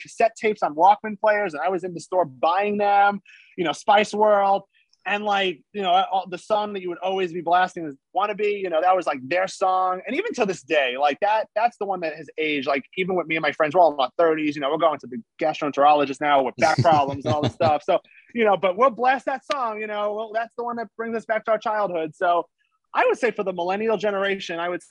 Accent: New York City, New York, United States; moved away as an adult; I'm from Staten Island, New York originally. And it just brought me back to the days I was a kid playing with my friends

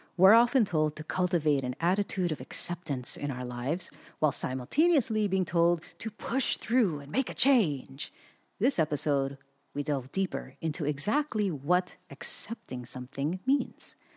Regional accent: Hawaii, United States; also born or lived in Southern California; now in Portland, United States; we were just born and raised in Hawaii

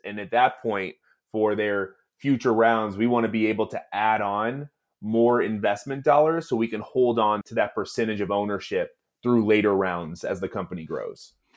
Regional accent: Oakland, California, United States; I was born and raised in Oakland

